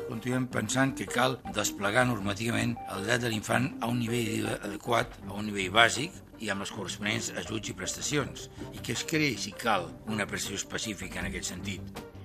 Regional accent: Banyoles, Catalonia, Spain; moved away; also born or lived in Girona / Ribes de Freser / Barcelona; personalment he viscut i he nascut a Banyoles, a Girona, a Ribes de Freser i a Barcelona

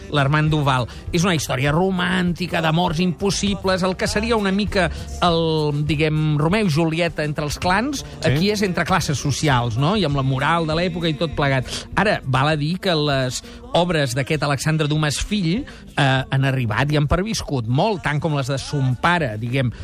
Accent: Barcelona, Catalonia, Spain; tots els cinemes de la meva adolescència, molts d'ells d'ells, el cinema Virrei, el cinema Astor, el cinema Diamante, de la zona de Nou Barris

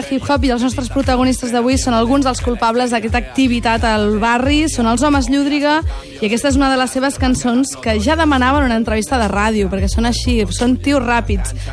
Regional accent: Catalonia, Spain; Va, tio, jo vinc del Delta de l'Ebre, saps? Allà no escoltem bon hip-hop, aquí feu bona merda.

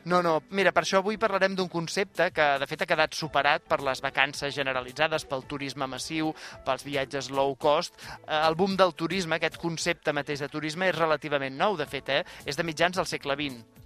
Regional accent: Canet de Mar, Catalonia, Spain; El meu poble, Canet de Mar

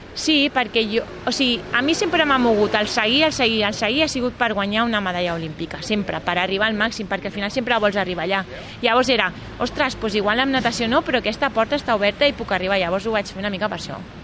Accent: Barcelona, Catalonia, Spain; jo sóc de Barcelona, del barri d'Horta

